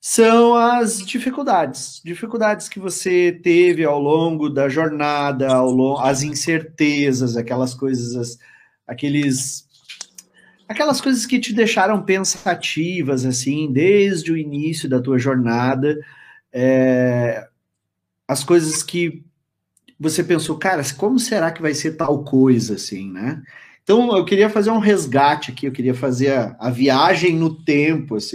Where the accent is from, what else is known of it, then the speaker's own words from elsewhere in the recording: Alvorada, Rio Grande do Sul, Brazil; also born or lived in Canoas; eu me criei em Alvorada. Até os meus 15 é. anos, por, é, até os 14, eu estava com a minha mãe em Alvorada.